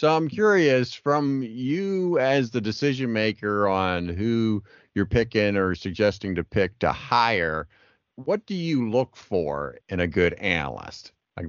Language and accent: English; Pennsylvania, United States; moved away; also born or lived in Florida; Now, I'm originally from Pennsylvania, and I am a total winter wuss now.